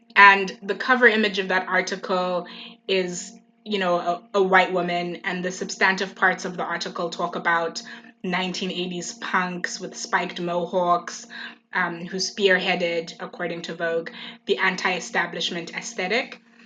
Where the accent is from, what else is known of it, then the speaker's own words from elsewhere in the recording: Eswatini; now in Oxford, United Kingdom; I was born and raised in the Kingdom of Eswatini